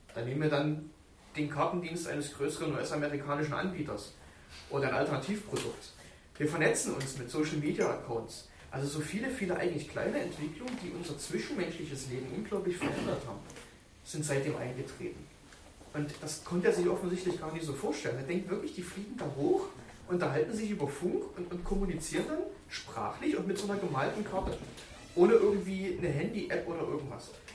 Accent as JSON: {"language": "German", "region": "Berlin", "country": "Germany", "accent": "Berlin", "said": "Ich habe manchmal so einen berlinerischen Akzent drauf. Und ich komme ja auch aus Deutschland"}